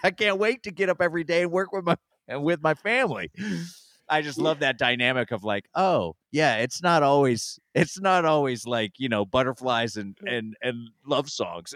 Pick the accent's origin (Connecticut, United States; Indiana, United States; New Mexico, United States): Indiana, United States; I'm from Indiana